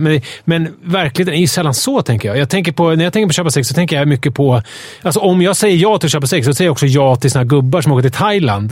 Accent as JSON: {"language": "Swedish", "country": "Sweden", "said": "som naiv svensk"}